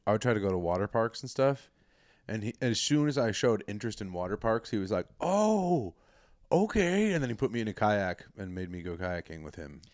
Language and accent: English; Colorado, United States; I'm from a small, safe little town in Colorado